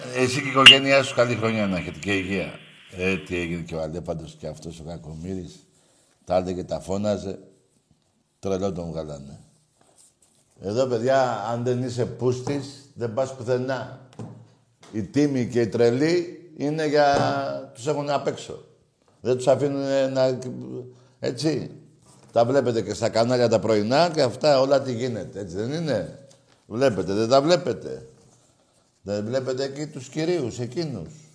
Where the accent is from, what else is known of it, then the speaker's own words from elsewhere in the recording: Greece; Εγώ σαν Έλληνας